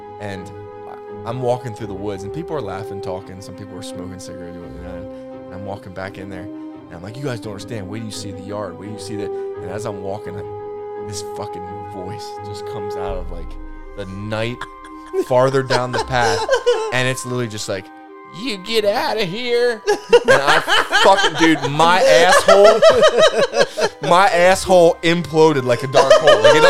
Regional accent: Rehmeyer's Hollow, southern Pennsylvania, United States; I grew up near Rainmire's Hollow

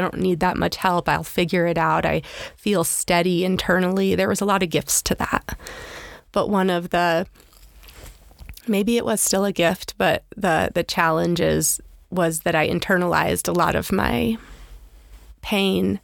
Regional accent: Pennsylvania, United States; also born or lived in Annapolis, Maryland; I grew up in Pennsylvania, before that Annapolis, Maryland.

